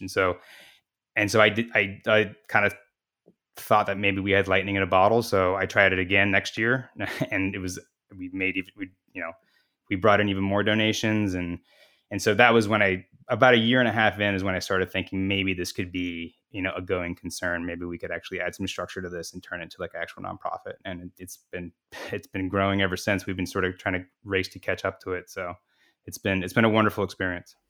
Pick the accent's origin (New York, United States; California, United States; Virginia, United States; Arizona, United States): Arizona, United States; Phoenix; I'm from Phoenix